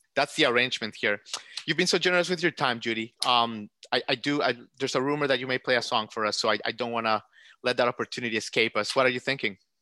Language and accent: English; United States; I'm grateful as an American